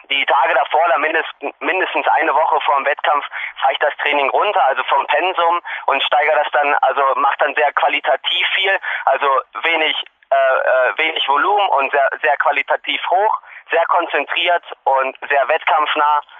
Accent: Hanover, Lower Saxony, Germany; Ich komme nun aus Hannover, aus Norddeutschland und da ist flaches Land, also das ähnelt überhaupt gar nicht dem Bergsport.

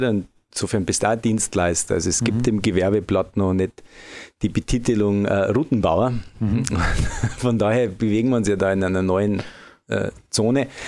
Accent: Bavaria, Germany; Also, wie man es an meiner Aussprache schon hört, ich komme nicht direkt aus dem Frankenjura. Ich komme eigentlich aus Oberbayern.

